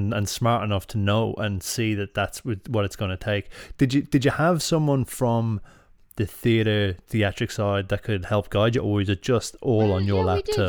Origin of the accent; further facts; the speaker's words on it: Ireland; And then I suppose we've got, like, just as Irish are, we don't often say the thing we want to say.